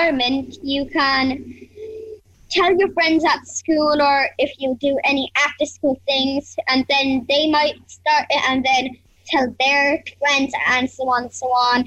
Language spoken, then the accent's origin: English; Cork, Munster, Ireland; I'm from Cork